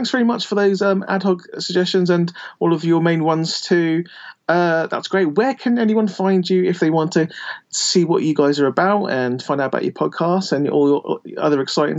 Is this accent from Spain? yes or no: no; United Kingdom; I'm British.